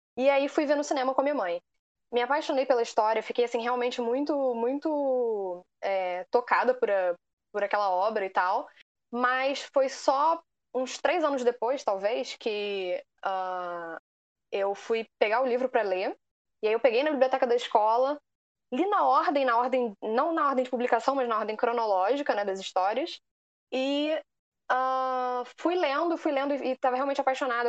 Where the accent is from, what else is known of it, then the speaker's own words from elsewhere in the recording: Rio de Janeiro, Brazil; também sou do Rio de Janeiro